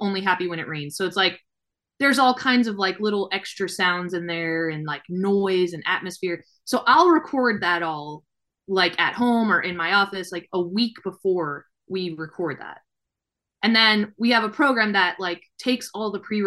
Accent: New Orleans, Louisiana, United States; moved away as an adult; now in Nashville, United States; We both, my husband and I grew up in New Orleans.

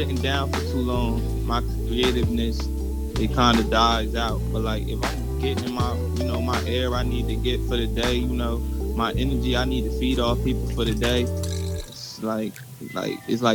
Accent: Trenton, New Jersey, United States; I'm from Trenton, New Jersey

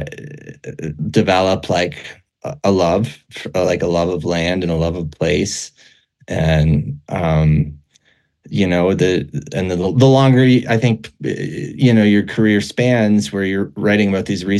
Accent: Minneapolis, Minnesota, United States; moved away as an adult; also born or lived in Boulder, Colorado; now in Wyoming, United States; I really loved growing up in Minnesota, and I spent a lot of time in the Northwoods, and I grew up in the Twin Cities area

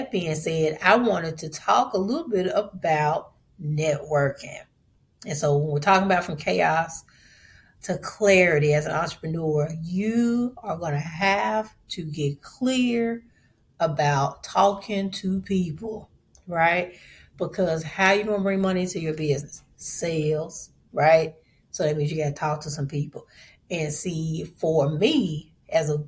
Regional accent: Memphis, Tennessee, United States; I'm from Memphis

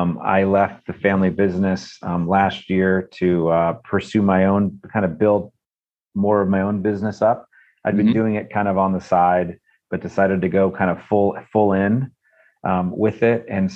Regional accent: central Pennsylvania, United States; moved away as an adult; now in Charlottesville, United States; We decided to move from Pennsylvania, central PA, which is my hometown, kind of where I grew up, to Charlottesville, Virginia.

